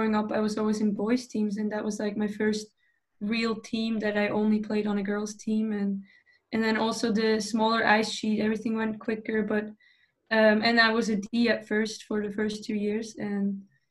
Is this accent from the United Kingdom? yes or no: no; Switzerland; born or raised there; English is a second language; moved away as an adult; also born or lived in Duluth, Minnesota; now in Sweden